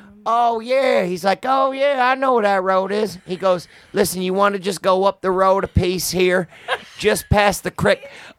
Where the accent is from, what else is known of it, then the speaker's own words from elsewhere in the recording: Rhode Island, United States; I'm from fucking Rhode Island.